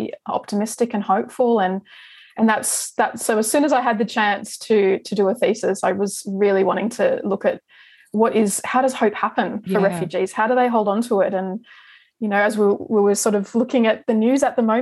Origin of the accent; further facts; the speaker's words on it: Sydney, New South Wales, Australia; I grew up in Sydney in the Sutherland Shire